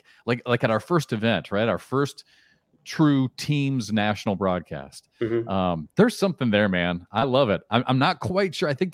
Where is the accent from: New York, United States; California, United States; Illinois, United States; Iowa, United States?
Iowa, United States; I grew up in Iowa.